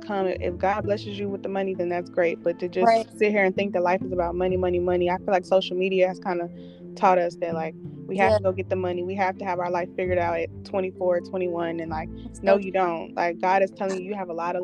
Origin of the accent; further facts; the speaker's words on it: Montgomery, Alabama, United States; I came from a country town. Mm-hmm. I came from Montgomery.